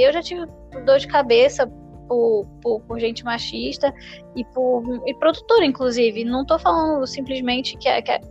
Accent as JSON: {"language": "Portuguese", "town": "Niterói", "region": "Rio de Janeiro", "country": "Brazil", "said": "Eu sou carioca de Niterói."}